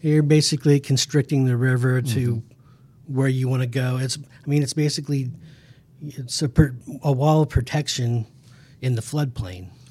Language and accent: English; Emporia, Kansas, United States; I'm from Emporia, Kansas